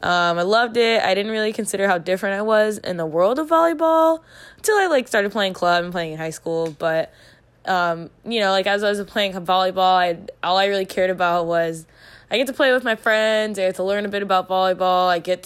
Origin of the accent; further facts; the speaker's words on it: Cincinnati, Ohio, United States; I'm from Cincinnati, Ohio. I just graduated from UC, University of Cincinnati, just this past April, May.